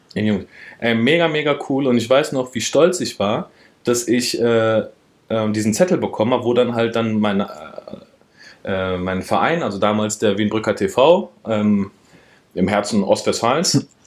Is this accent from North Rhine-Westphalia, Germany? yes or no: yes; Wiedenbrück, North Rhine-Westphalia, Germany; also born or lived in Frankfurt / Berlin / Pforzheim / Heidelberg; Ich bin ja, guck mal, in Wiedenbrück aufgewachsen, groß geworden